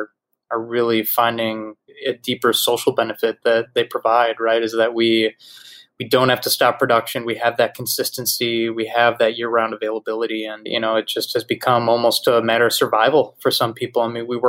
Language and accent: English; Wisconsin, United States; moved away as an adult; also born or lived in New York City; a kid from Wisconsin, where you drive 10 minutes in any direction, you're in the middle of farmland